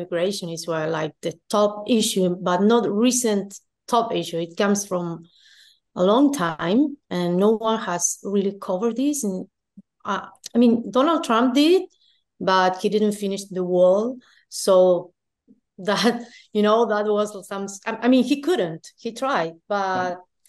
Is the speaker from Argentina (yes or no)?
yes; Argentina; I was going from Argentina.